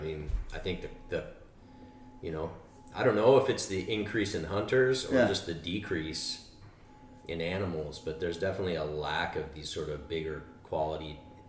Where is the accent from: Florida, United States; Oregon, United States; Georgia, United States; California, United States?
California, United States; Covelo; I grew up in Covelo, yeah.